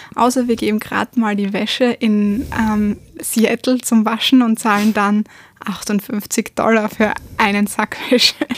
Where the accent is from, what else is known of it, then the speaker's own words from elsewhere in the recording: Graz, Styria, Austria; aus der Steiermark